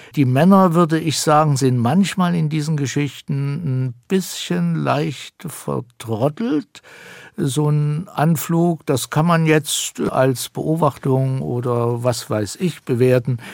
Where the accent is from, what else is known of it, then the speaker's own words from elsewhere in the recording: Thuringia, Germany; Das sage ich als Thüringer